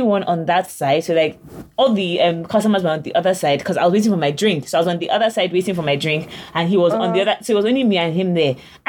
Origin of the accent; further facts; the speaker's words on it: London, United Kingdom; now in United States; I'm actually from London. I don't do this. I don't do American things like